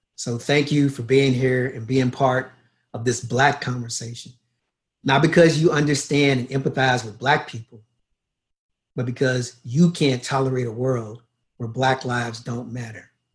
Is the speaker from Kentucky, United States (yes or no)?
yes; Louisville, Kentucky, United States; moved away as an adult; also born or lived in Los Angeles / Brisbane, Australia; now in Toronto, Canada; I was born in Louisville, Kentucky in 1964. I grew up in Kentucky